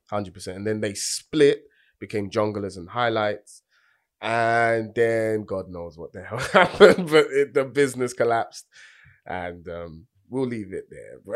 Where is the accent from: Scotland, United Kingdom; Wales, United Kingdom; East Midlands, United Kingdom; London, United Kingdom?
London, United Kingdom; I'm from Tottenham